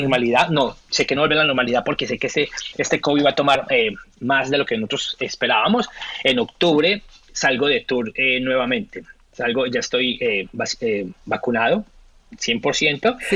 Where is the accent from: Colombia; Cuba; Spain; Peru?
Colombia; first language Spanish; moved away as an adult; now in Australia; Colombiano, supremamente orgulloso de mi país, orgullosamente colombiano hasta, hasta que me muera, español, mi primera lengua hasta que me muera, pero hace 13 años vivo en este país, hace 13 años llamo a Australia mi, mi, casa